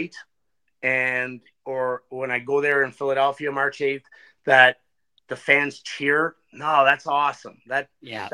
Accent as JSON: {"language": "English", "town": "Ottawa", "region": "Ontario", "country": "Canada", "said": "from Ottawa, Ontario"}